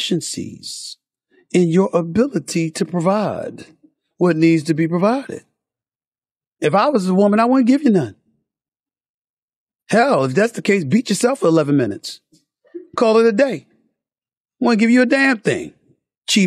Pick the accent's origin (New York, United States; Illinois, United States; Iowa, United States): New York, United States; New York City; I was growing up in Hollis